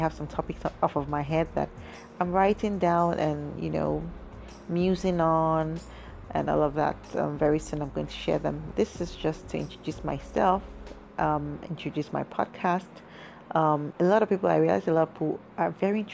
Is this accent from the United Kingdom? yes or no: no; Nigeria; I am a Nigerian woman